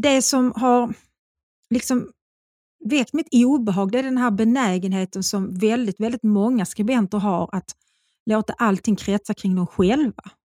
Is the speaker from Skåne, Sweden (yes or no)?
yes; Svedala, Skåne, Sweden; also born or lived in Malmö; Jag är ju född i Malmö och jag bodde på Sorgen Fri i Malmö tills jag fyllde sju. Då flyttade vi till Svedala